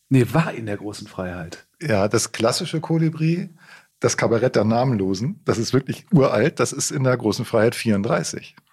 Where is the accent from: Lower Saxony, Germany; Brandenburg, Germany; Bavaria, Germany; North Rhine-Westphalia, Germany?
Lower Saxony, Germany; Celle; also born or lived in Hamburg; Ich bin zwar in Hamburg geboren, aber dann in Celle groß geworden, also in Nieders